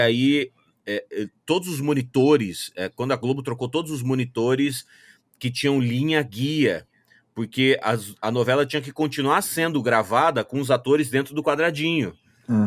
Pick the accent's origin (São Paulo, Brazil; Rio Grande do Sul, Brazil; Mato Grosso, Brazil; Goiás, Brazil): Mato Grosso, Brazil; Cuiabá; moved away as an adult; also born or lived in Sinop, Brazil; now in California, United States; nascido e crescido em Cuiabá, no Mato Grosso